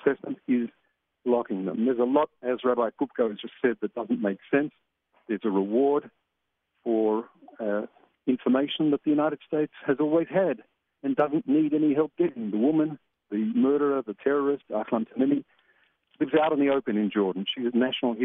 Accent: Australia; moved away as an adult; now in Jerusalem, Israel; I'm from Australia.

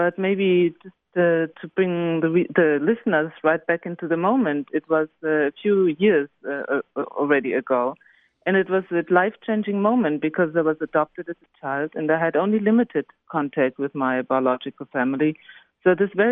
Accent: Germany; also born or lived in Israel; in Germany we say Goethe.

